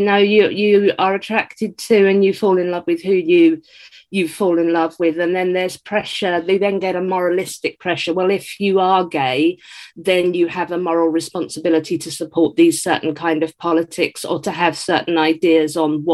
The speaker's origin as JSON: {"language": "English", "region": "England", "country": "United Kingdom", "said": "I'm British"}